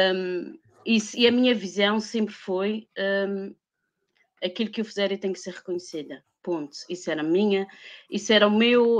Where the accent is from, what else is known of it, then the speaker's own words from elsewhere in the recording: Madeira, Portugal; eu vivo, sou madeirense e vivo na Madeira